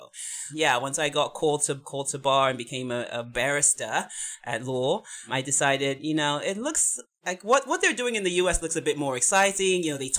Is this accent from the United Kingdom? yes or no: yes; England, United Kingdom; born there; also born or lived in United States; So I was born in England. My parents are from Nigeria, but I also schooled in the US as well.